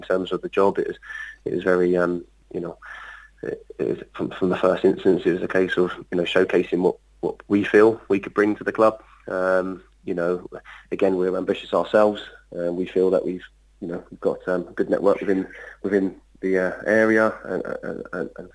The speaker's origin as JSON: {"language": "English", "area": "Sussex", "region": "South East England", "country": "United Kingdom", "moved": "yes", "said": "I'm from Sussex originally, and my young days playing at Brighton and Hove Albion."}